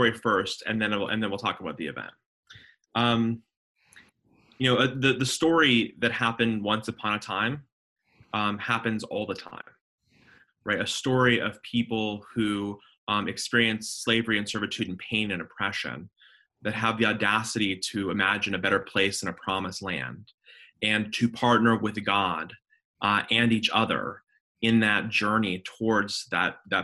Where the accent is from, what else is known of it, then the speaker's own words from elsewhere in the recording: Denver, Colorado, United States; moved away as an adult; also born or lived in Jerusalem / Dallas, Texas; now in Charlotte, United States; I grew up in Denver, Colorado, was born and raised